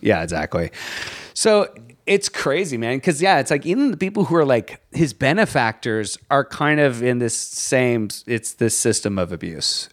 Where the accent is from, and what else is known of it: Virginia, United States